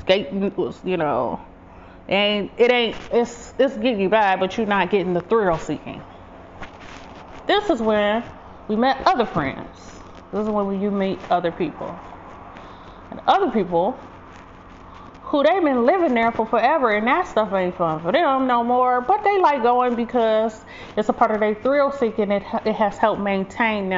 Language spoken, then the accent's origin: English; Detroit, Michigan, United States; I grew up in Detroit. People always race their cars up the street